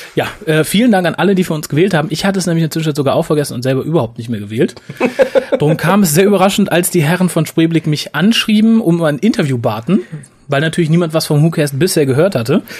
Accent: Germany; Sind wir Deutsche

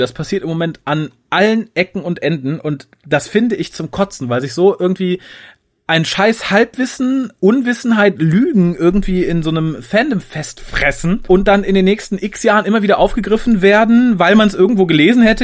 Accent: Düsseldorf, North Rhine-Westphalia, Germany; ich bin tatsächlich als Düsseldorfer

